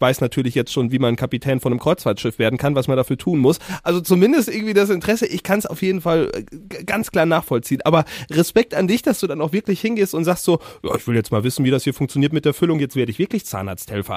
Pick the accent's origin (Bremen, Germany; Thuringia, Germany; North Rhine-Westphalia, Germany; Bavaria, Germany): North Rhine-Westphalia, Germany; Siegerland; ich aus dem Siegerländle